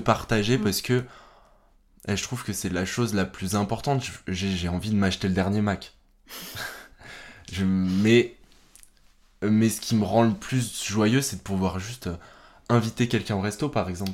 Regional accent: France; chez nous en France

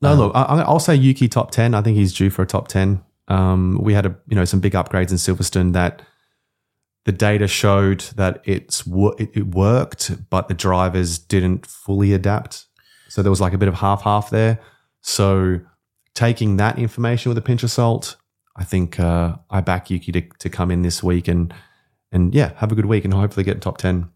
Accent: Australia

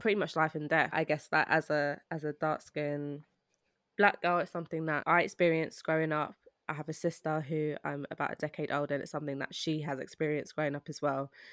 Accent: London, United Kingdom; I was born and raised in Britain

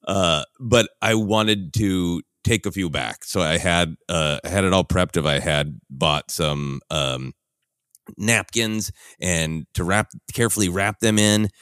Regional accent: Minneapolis, Minnesota, United States; moved away; my hometown of Minneapolis

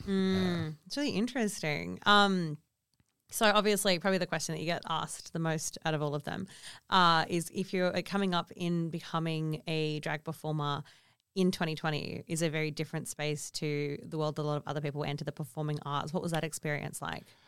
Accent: Kalgoorlie, Western Australia, Australia; I also grew up in a remote community, or in my commu-, and we grew up in Kalgoorlie

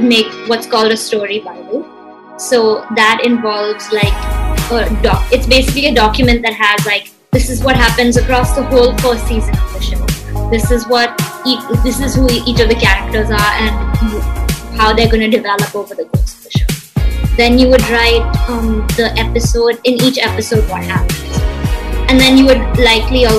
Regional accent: Mumbai, Maharashtra, India; I was born and brought up in Bombay, and I was going to school here

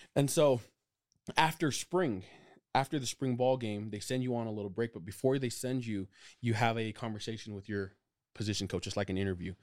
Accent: Provo, Utah, United States; also born or lived in Orem, Utah / Pleasant Grove, Utah; I grew up in Provo, Utah

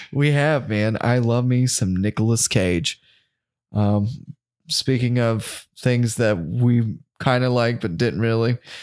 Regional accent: the South, United States; we're from the South

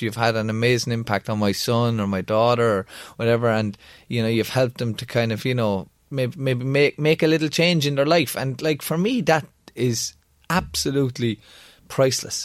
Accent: Kildare, Leinster, Ireland; Kildare and Thai, my hometown

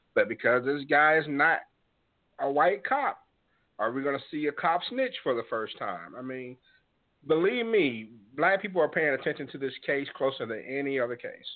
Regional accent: Mississippi, United States; I grew up in Mississippi.

